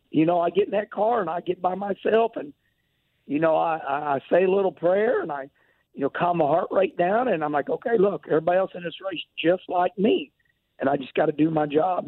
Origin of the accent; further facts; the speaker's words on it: St. Louis, Missouri, United States; I was born at Lutheran Hospital off Jefferson Street, and uh, St. Louis is my home